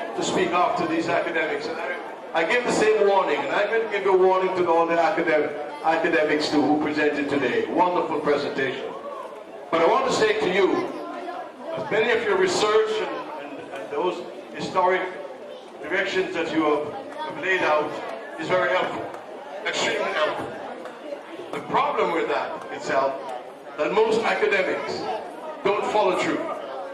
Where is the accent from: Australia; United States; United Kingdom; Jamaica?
Jamaica; also born or lived in Scarborough, Ontario, Canada; now in Toronto, Canada; I was born in Jamaica, so most people ask me if I'm Jamaican